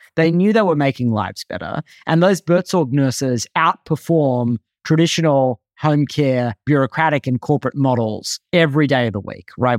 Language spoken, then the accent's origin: English; Australia; moved away as an adult; now in United States; I grew up in Australia, moved to the U S as a young adult